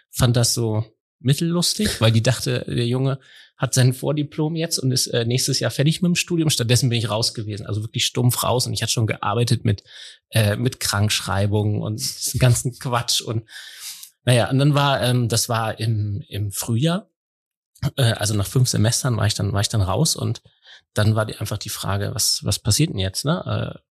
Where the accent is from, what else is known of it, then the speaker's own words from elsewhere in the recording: Lower Saxony, Germany; Also ich bin ja, ähm, wie man wie man unschwer hören kann, äh, Niedersachse. Ich habe noch nicht mal einen Akzent. Bin äh, groß geworden hier in der Nähe von Hannover.